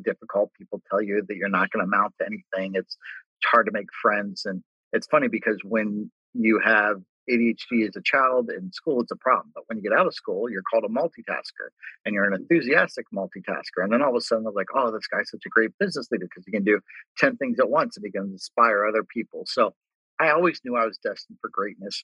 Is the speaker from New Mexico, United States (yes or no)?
no; Cincinnati, Ohio, United States; I grew up in Cincinnati, lived my entire life in Cincinnati